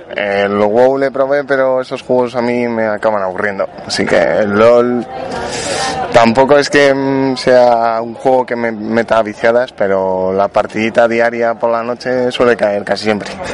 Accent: Spain; te insultan por todo por ser español

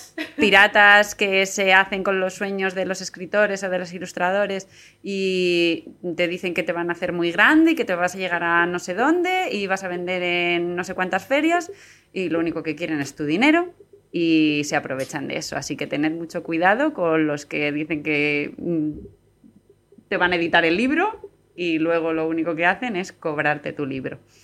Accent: San Sebastián de los Reyes, Community of Madrid, Spain; en Sanse, que es eh, mi pueblo

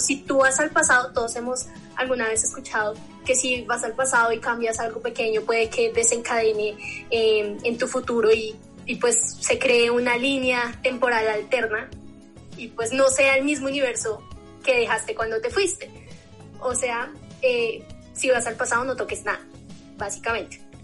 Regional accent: Bogotá, Colombia; yo nací aquí en Bogotá

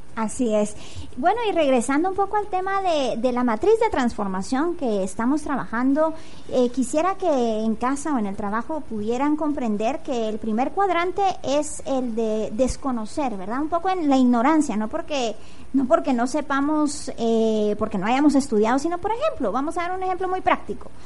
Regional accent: Guatemala; una guatemalteca comprometida con la transformación

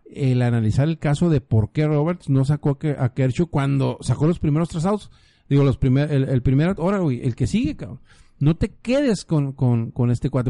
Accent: Sonora, Mexico; now in Baja California, Mexico; Yo soy de Sonora

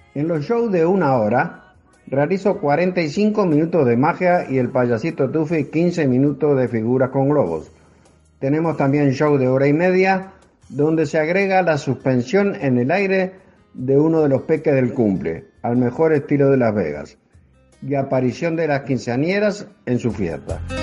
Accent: Uruguay; now in Houston, United States; Soy uruguayo y actualmente resido en Estados Unidos

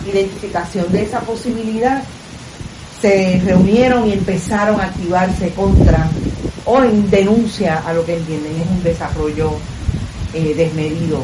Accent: Luquillo, Puerto Rico; yo soy vecina aquí de Los Ríos

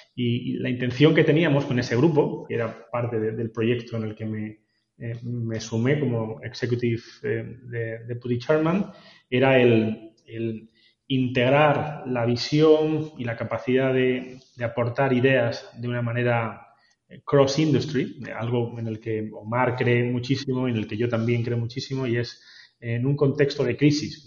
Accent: Granada, Andalusia, Spain; moved away; somos granadinos

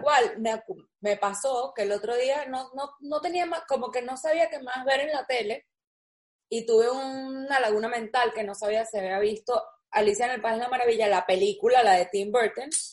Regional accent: Venezuela; moved away; nosotros que somos los tres venezolanos

